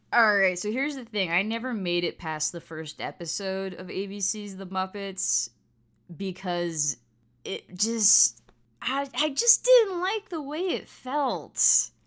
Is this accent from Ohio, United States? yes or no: no; South Florida, United States; I grew up in South Florida